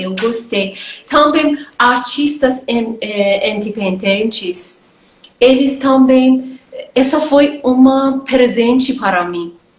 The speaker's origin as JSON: {"language": "Portuguese", "town": "Tehran", "region": "Tehran Province", "country": "Iran", "tie": "born or raised there", "second_language": "Portuguese", "moved": "as an adult", "lives_now": "Brazil", "said": "eu nasci uh, do Teherã, capital do Irã. Uh, eu estou uh, morando lá, estou estudando, fiz uh, faculdade de filosofia lá"}